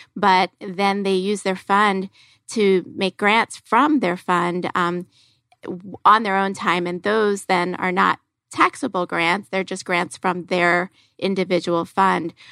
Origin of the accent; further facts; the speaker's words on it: Philadelphia, Pennsylvania, United States; moved away; I'm from Philadelphia, and I was actually born, raised, college, law school, all in Philadelphia